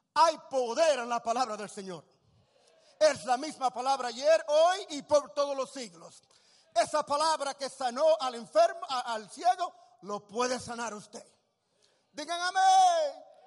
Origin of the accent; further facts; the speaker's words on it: Puerto Rico; also born or lived in Tacoma, Washington, United States; nací puertorriqueño